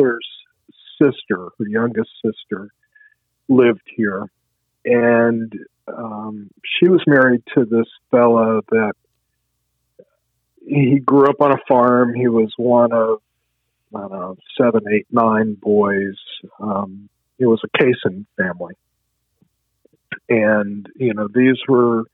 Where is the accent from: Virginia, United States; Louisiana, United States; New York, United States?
Virginia, United States; Charlottesville; when I grew up, it was like, I'm getting out of Charlottesville